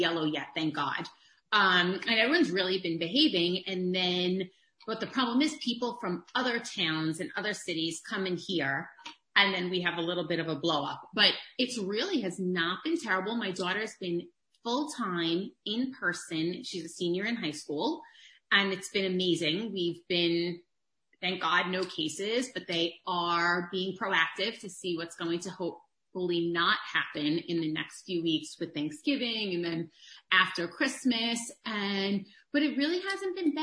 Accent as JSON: {"language": "English", "town": "New York City", "region": "New York", "country": "United States", "tie": "born or raised there", "accent": "thick New York", "lives_now": "Long Island, United States", "said": "I grew up in Queens"}